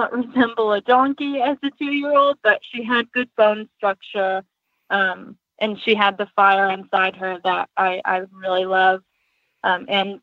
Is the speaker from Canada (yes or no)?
no; Western New York, United States; growing up in Western New York, we didn't have access to trainers or to nice horses